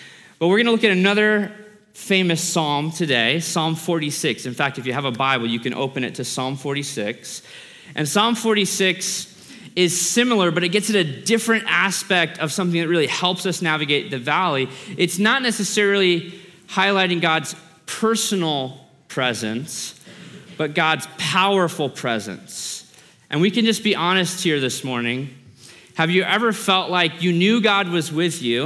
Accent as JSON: {"language": "English", "region": "Alaska", "country": "United States", "tie": "born or raised there", "said": "I grew up in Alaska."}